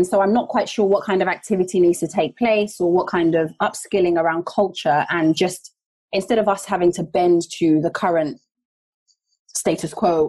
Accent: London, United Kingdom; I'm from North London, Tottenham, born and raised, etc.

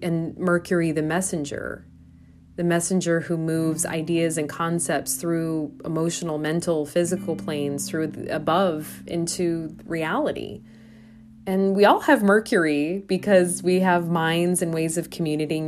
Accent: Iowa, United States; now in Milwaukee, United States; my home state, uh, I think of One Iowa specifically

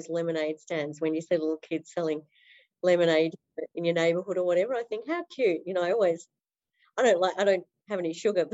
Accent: Melbourne, Victoria, Australia; also born or lived in Netherlands; I've been in Melbourne most of my life. I was born in the Netherlands but came here at one

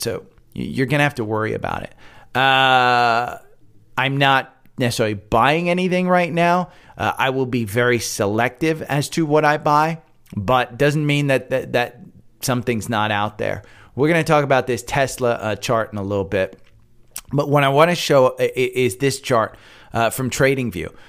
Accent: United States; now in Atlanta, United States; I'm from Jersey, from New York

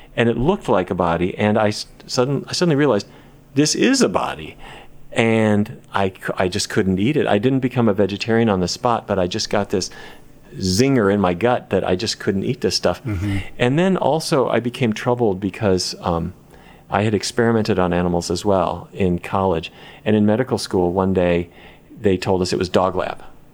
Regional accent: Fargo, North Dakota, United States; Well, I grew up in Fargo. I don't know if you've ever been there. I can't say entirely recommend it, but that's where I grew up.

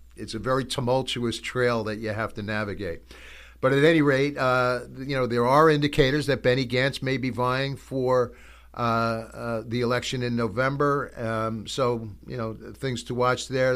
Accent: United States; as an American

